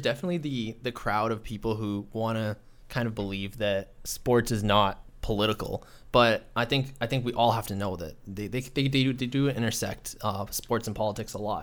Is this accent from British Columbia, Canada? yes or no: no; Toronto, Ontario, Canada; I grew up in Scarborough, so it was a little more diverse